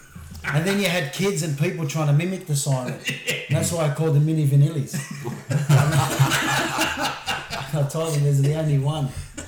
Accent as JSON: {"language": "English", "town": "Sydney", "region": "New South Wales", "country": "Australia", "tie": "born or raised there", "said": "growing up in Christian Brothers Lewisham"}